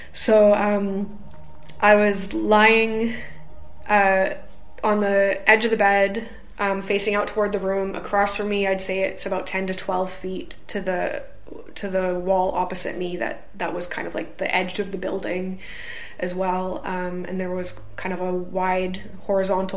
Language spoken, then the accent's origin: English; Canada; now in United Kingdom; I'm a Canadian